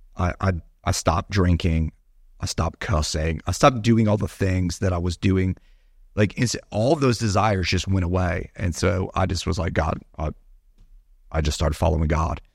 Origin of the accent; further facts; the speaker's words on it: Bradenton, Florida, United States; also born or lived in Naperville, Illinois; I was born in Chicago, so born in a big city, actually Naperville suburb of Chicago. My parents, uh, moved to the Bradenton, Sarasota area, uh, when I was younger